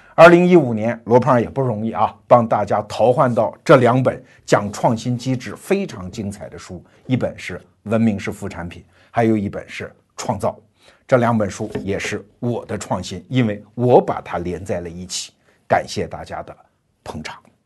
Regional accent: China; 我们中国人

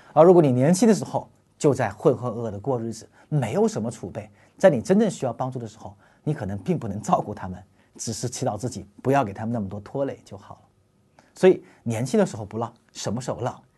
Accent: China; 我们中国人是深深地活在组织和关系价值中间的

